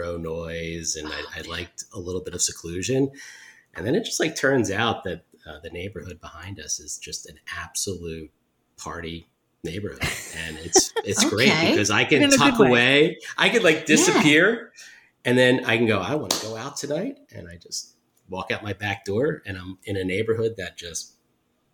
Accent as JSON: {"language": "English", "town": "Huntingdon Valley", "region": "Pennsylvania", "country": "United States", "tie": "born or raised there", "also_born_or_lived": "Conshohocken / South Philadelphia / Chestnut Hill / Mount Airy", "moved": "as an adult", "lives_now": "Philadelphia, United States", "said": "I grew up in Huntington Valley and, was there through college"}